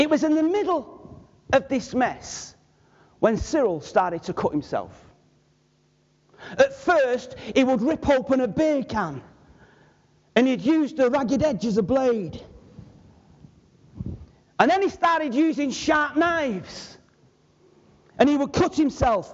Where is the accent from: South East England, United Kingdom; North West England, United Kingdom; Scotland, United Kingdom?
North West England, United Kingdom; Manchester; I was from Manchester.